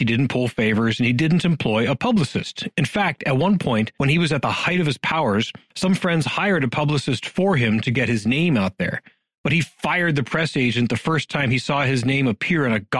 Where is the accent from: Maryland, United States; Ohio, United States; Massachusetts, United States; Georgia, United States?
Ohio, United States; Youngstown; my hometown, Youngstown, Ohio